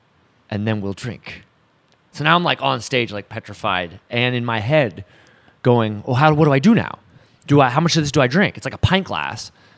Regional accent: Portland, Oregon, United States; Here. I'm from here.

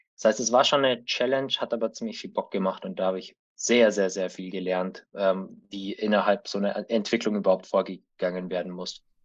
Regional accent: Allgäu, Bavaria, Germany; moved away as an adult; also born or lived in Remagen; ich bin gebürtiger Allgäuer und habe da auch, bis ich 18 war, gelebt.

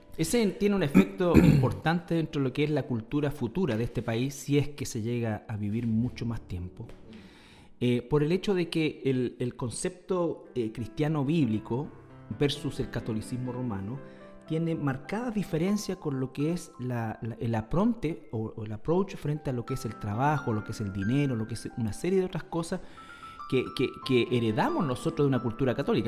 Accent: Chile; nosotros hoy día estamos en una pugna eh, como, como, sociedad chilena

